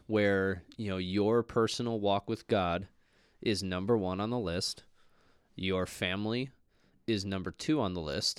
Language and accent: English; Minnesota, United States; we're both from Minnesota